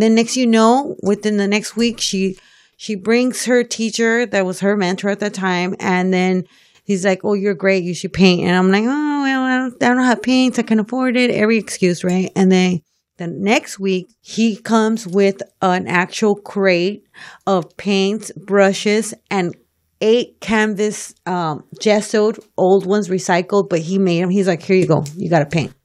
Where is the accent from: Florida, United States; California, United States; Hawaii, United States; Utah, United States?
California, United States; Los Angeles; also born or lived in Boyle Heights, East Los Angeles; lived, um, most of my life in South Central, South, South L